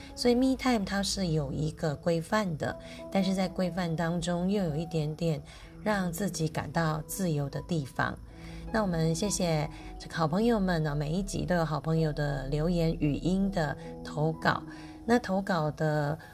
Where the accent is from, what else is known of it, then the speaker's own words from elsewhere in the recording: Lukang, Changhua County, Taiwan; moved away; 我是鹿港通，我从小在鹿港长大